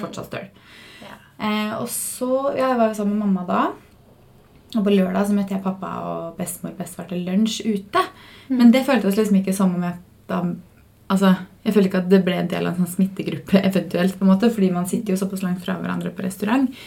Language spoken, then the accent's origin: Norwegian; Fredrikstad, Østfold, Norway; moved away; Jeg var jo hjemme i Fredrikstad